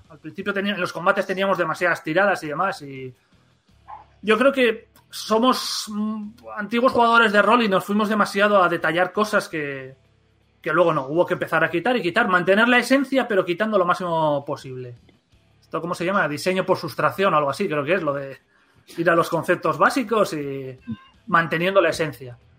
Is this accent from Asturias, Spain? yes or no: yes; Gijón, Asturias, Spain; nosotros también somos de Gijón